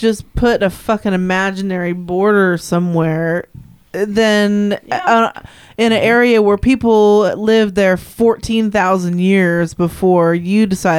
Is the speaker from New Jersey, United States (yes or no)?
no; Fremont, California, United States; I was born in Fremont.